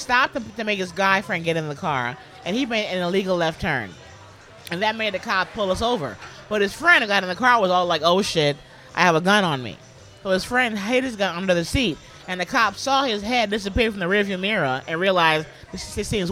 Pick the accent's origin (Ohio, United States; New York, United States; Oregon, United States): New York, United States; New York City; moved away as an adult; also born or lived in Los Angeles, United States; Born and raised in the Bronx